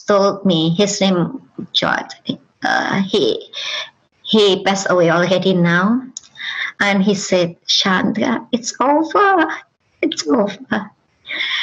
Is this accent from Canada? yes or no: no; Indonesia; first language Indonesian; English is a second language; moved away as an adult; now in United States; Indonesia, my native language